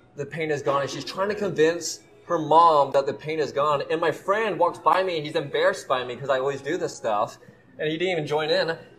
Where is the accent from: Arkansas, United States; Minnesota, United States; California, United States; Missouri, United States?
Missouri, United States; Kansas City; also born or lived in Colorado; I was actually born in Colorado, but I was raised in Kansas City